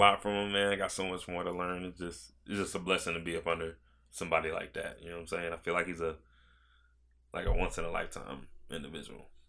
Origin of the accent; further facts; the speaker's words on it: Virginia Beach, Virginia, United States; also born or lived in Georgia; I moved here in twenty twelve. So, I was twelve